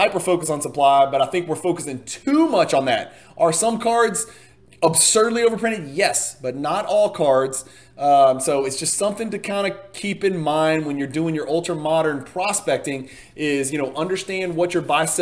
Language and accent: English; Louisiana, United States; I am from Louisiana